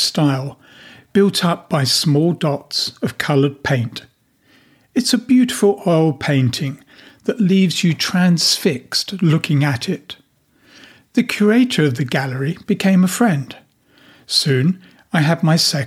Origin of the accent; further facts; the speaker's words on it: England, United Kingdom; moved away as an adult; now in Latvia; my home country of England